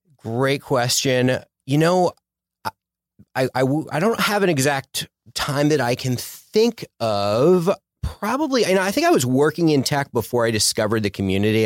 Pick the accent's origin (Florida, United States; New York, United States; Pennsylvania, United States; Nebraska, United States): Pennsylvania, United States; Philadelphia; moved away as an adult; also born or lived in Sherman Oaks, Los Angeles; now in Los Angeles, United States; I'm originally from Philadelphia, Philly suburbs